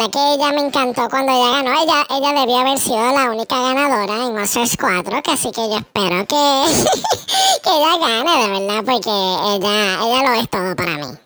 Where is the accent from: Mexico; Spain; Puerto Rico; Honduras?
Puerto Rico; Caguas; soy de Caguas y tengo 26 años.